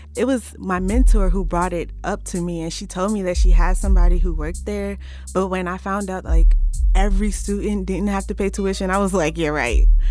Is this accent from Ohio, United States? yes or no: yes; Cincinnati, Ohio, United States; moved away as an adult; now in Berea, United States; I am from Cincinnati, Ohio, and I am currently a student at Berea College.